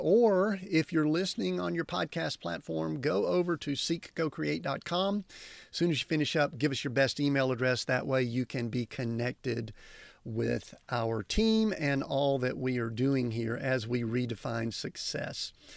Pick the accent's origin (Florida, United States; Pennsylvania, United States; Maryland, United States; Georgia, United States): Georgia, United States; Atlanta; I grew up in Atlanta